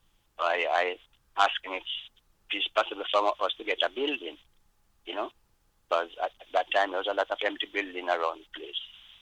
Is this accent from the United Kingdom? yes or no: yes; Luton, East of England, United Kingdom; And growing up in Luton, still there was nothing really for the black, you know, coming from Jamaica, you know, and it's like something was missing in England, really, you know.